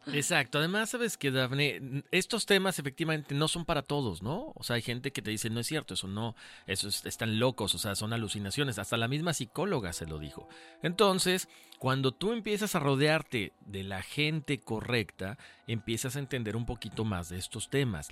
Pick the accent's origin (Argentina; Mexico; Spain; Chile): Mexico; nosotros somos de México